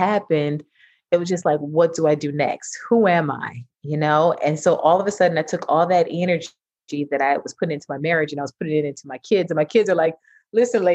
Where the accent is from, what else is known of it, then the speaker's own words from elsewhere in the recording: New York City, New York, United States; I'm originally from Brooklyn, New York. I'm a major New Yorker